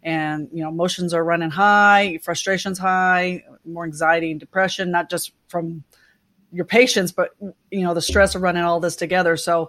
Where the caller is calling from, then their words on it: Oklahoma City, Oklahoma, United States; I am in my home office that we call my lair. And this is where I control the world from in Oklahoma City.